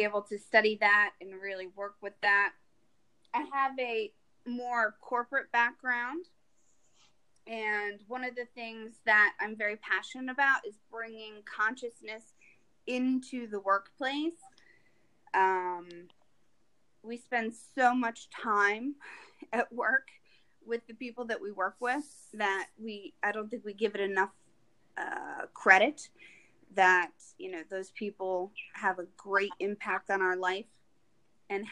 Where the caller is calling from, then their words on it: Rhode Island, United States; I'm calling in from Rhode Island